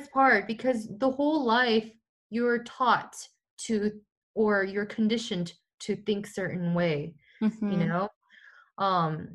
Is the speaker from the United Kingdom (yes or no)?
no; Seoul, South Korea; moved away; also born or lived in Seattle, Washington, United States; I was born in Seattle in the United States, I was living in Korea for 10 years when I was a kid, since I was 5.